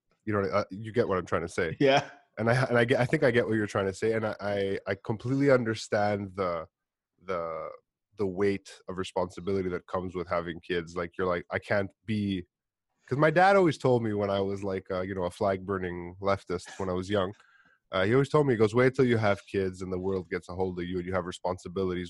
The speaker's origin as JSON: {"language": "English", "town": "Montreal", "region": "Quebec", "country": "Canada", "tie": "born or raised there", "said": "I'm Greek. I grew up in Montreal"}